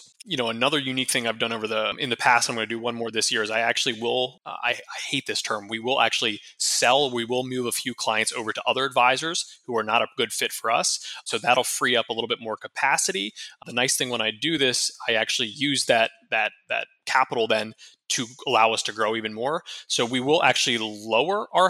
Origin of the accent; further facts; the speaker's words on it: Harrisburg, Pennsylvania, United States; now in Tampa, United States; I'm from Harrisburg, Pennsylvania originally